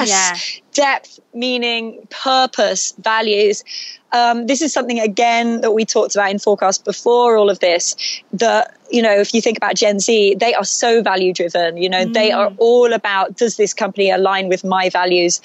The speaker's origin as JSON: {"language": "English", "region": "England", "country": "United Kingdom", "tie": "born or raised there", "moved": "yes", "said": "growing up in England"}